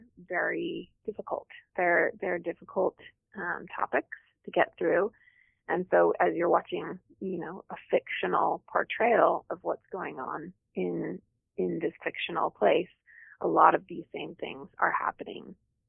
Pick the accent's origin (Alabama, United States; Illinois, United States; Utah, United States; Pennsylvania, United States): Utah, United States; I'm from Utah